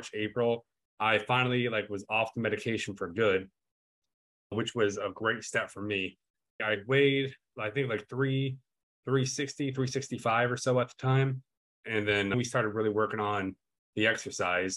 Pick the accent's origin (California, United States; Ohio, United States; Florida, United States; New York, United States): Ohio, United States; moved away as an adult; also born or lived in Nevada / Germany; I was born and raised in Ohio